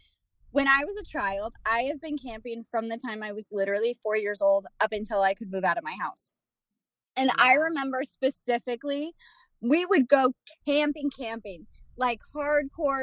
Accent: Florida, United States; moved away; also born or lived in California; I grew up in Florida and California.

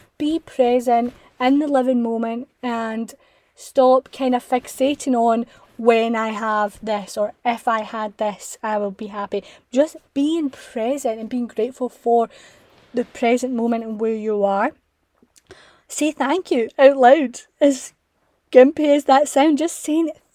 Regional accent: Scotland, United Kingdom; I'm from Scotland

